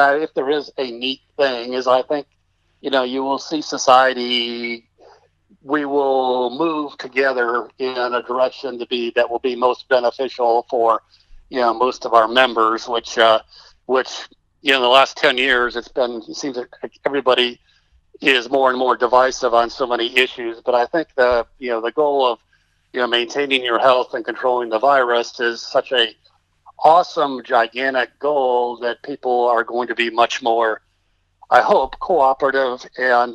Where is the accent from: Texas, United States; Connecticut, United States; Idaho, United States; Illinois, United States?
Texas, United States; I'm being a Texan